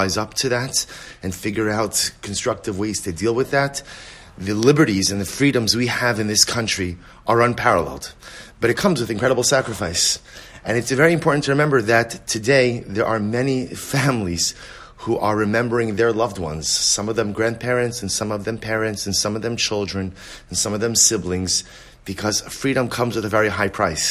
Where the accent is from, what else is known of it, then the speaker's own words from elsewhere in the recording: United States; as an American